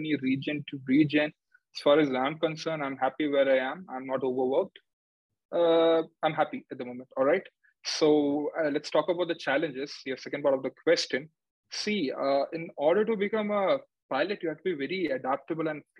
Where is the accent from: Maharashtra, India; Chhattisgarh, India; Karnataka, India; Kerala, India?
Kerala, India; moved away; I'm from Kerala